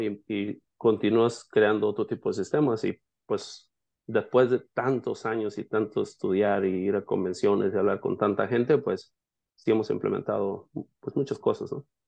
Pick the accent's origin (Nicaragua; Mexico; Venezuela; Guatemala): Mexico; La Huerta, Jalisco; moved away as an adult; also born or lived in Yakima, Washington; now in Seattle, United States; soy mexicano de nacimiento, nací en un pueblo que se llama La Huerta, en el estado de Jalisco